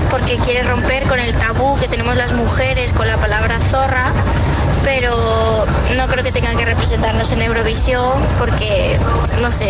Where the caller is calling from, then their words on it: Valencia, Valencian Community, Spain; de Valencia.